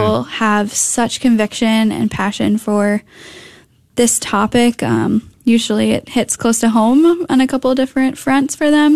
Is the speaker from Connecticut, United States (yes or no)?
yes; Connecticut, United States; moved away as an adult; also born or lived in Minnesota; now in North Texas, United States; I grew up in Connecticut